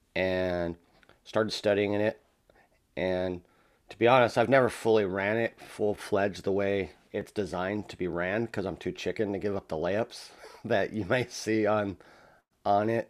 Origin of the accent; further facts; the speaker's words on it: La Verne, California, United States; I grew up in the city of Laverne